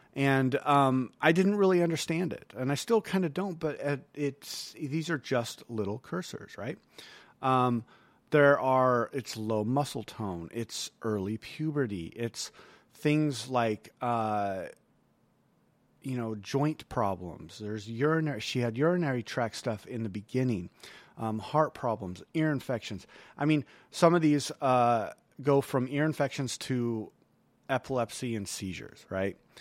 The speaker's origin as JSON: {"language": "English", "country": "United States", "said": "as American"}